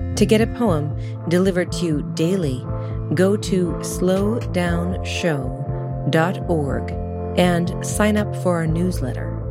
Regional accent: Sonoma, California, United States; moved away; also born or lived in New York City; Sonoma, my hometown

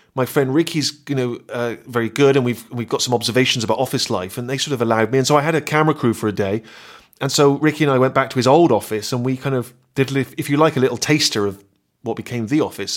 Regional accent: Bristol, South West England, United Kingdom; accent: West Country; moved away as an adult; I'd grown up in Bristol. Everyone spoke the same way.

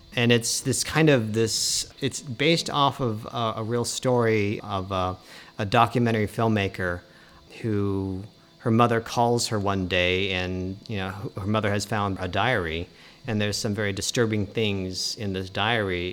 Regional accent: Colorado, United States; we're all from Colorado

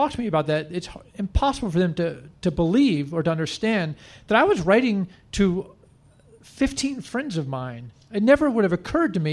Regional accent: Washington, District of Columbia, United States; a kid growing up in Washington, D.C., where there is actually, there's no rock industry in this town.

